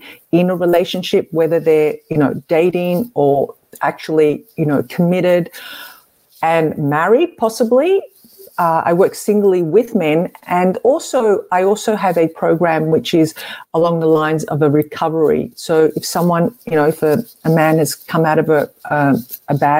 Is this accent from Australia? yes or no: yes; Melbourne, Victoria, Australia; I'm from Australia, in Melbourne, actually